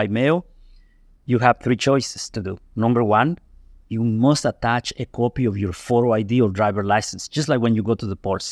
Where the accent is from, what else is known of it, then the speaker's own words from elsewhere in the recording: Guatemala; now in United States; I was born here in Guatemala.